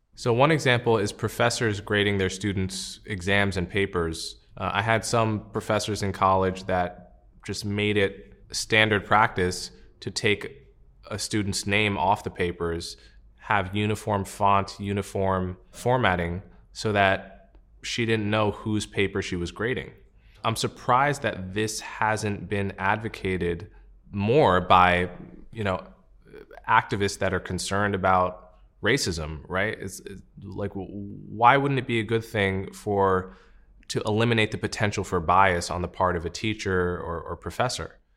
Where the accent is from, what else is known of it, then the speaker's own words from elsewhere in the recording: United States; As an American